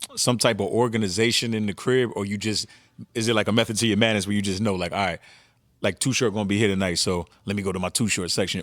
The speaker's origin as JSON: {"language": "English", "region": "New Jersey", "country": "United States", "said": "I'm from Jersey"}